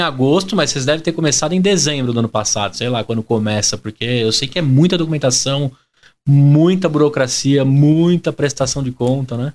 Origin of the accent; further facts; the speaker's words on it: Brazil; a gente aqui como brasileiro